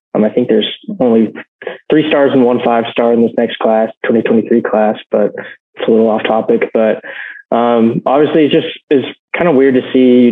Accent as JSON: {"language": "English", "town": "Norman", "region": "Oklahoma", "country": "United States", "tie": "born or raised there", "said": "growing up in Norman"}